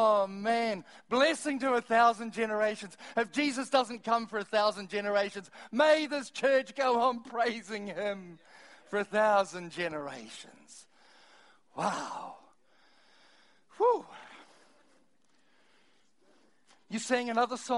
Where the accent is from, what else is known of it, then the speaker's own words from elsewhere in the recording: Timaru, Canterbury, New Zealand; I'm from Timaru